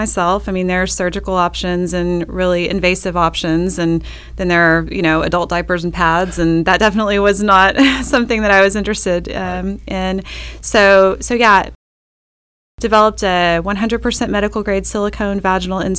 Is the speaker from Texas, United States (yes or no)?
yes; Pampa, Texas, United States; also born or lived in Austin, Texas; I was born in Austin, Texas, raised in Pampa, Texas